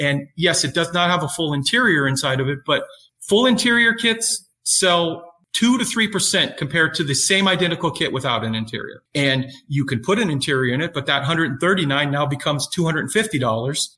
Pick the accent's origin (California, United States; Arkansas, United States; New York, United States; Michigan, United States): California, United States; El Cajon; moved away as an adult; now in Phoenix, United States; I grew up in California, which is El Cajon's a suburb of San Diego. Went to El Cajon Valley High